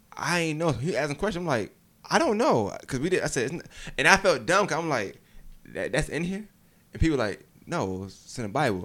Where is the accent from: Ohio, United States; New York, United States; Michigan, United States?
New York, United States; moved away; I'm from New York originally